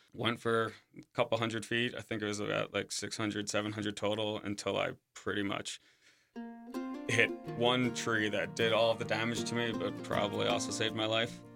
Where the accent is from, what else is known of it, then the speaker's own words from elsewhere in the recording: Suffolk, New York, United States; moved away as an adult; also born or lived in Breckenridge, Colorado / South Lake Tahoe; now in Jackson, United States; I'm originally from Suffolk, New York